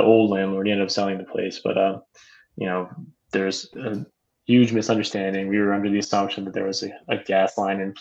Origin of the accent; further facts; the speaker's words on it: South Florida, United States; I've been born and raised in South Florida, went to college at Miami. So South Florida through and through